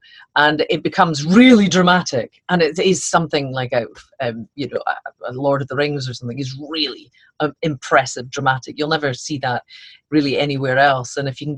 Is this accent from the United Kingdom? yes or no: yes; Aberdeen, Scotland, United Kingdom; I'm from Aberdeen, so you don't get chippy sauce in Aberdeen.